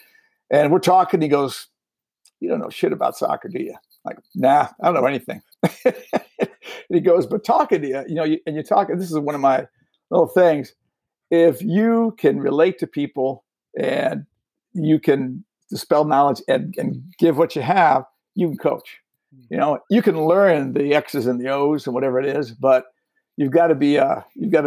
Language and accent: English; Cleveland, Ohio, United States; moved away; I'm from Ohio, around Cleveland area originally. Played football and did track there